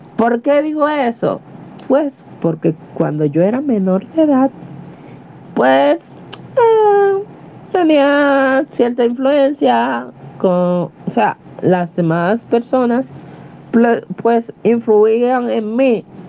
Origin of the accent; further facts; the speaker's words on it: Dominican Republic; a pura cepa, de pura cepa, dominicana al 100%